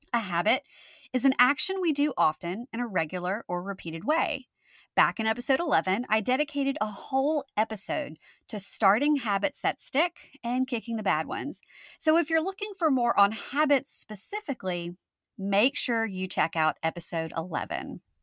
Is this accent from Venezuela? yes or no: no; Louisiana, United States; my home state of Louisiana